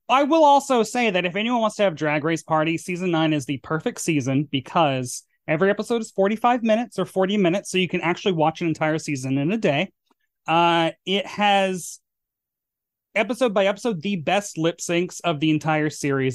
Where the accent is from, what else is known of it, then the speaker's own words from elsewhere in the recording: Murfreesboro, Tennessee, United States; moved away; my hometown of Murfreesboro, Tennessee